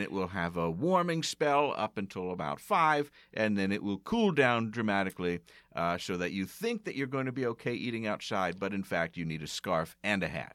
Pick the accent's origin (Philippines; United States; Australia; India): United States; East Coast; I'm from the East Coast